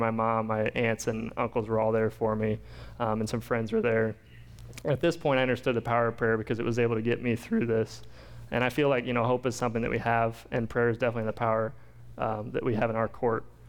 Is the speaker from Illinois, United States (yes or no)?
yes; Pekin, Illinois, United States; also born or lived in Champaign, Illinois; I grew up in Pekin, which isn't very far from here. Moved over to Pekin when I was about two from Champaign.